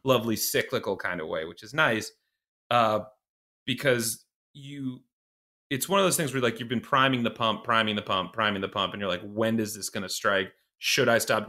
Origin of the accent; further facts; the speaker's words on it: Iowa, United States; moved away as an adult; also born or lived in Boston / Los Angeles; I'm from Iowa originally